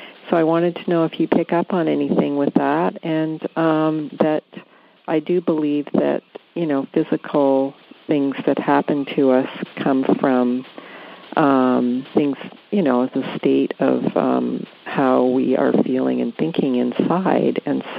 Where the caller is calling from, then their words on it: White Rock, British Columbia, Canada; I'm calling from White Rock, British Columbia, Canada.